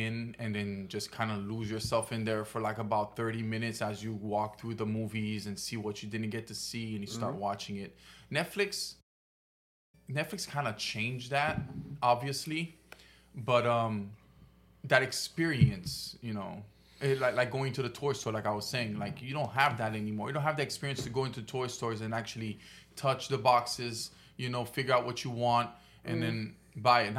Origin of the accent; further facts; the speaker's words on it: Haiti; I grew up in Haiti